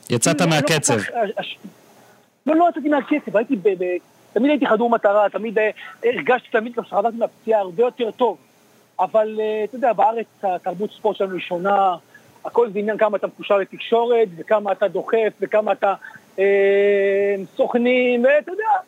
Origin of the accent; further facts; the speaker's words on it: Israel; moved away as an adult; now in New York, United States; אני גדלתי בישראל